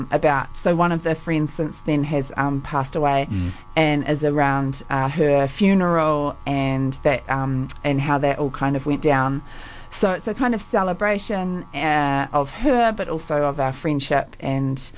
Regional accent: Dunedin, Otago, New Zealand; moved away; I grew up here. I went to Queens and Logan Park High School and went to uni here as well.

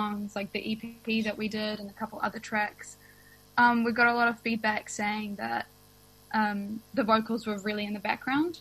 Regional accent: Russia; now in Wellington, New Zealand; I grew up in Russia

